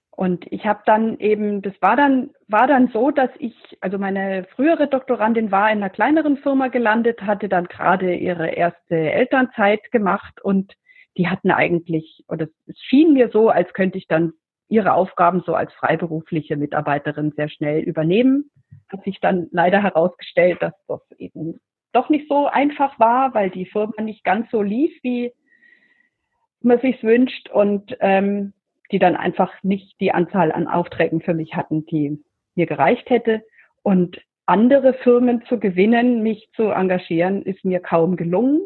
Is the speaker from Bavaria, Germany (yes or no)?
yes; Middle Franconia, Bavaria, Germany; ich komme aus Mittelfranken, hast zu Bayern gehört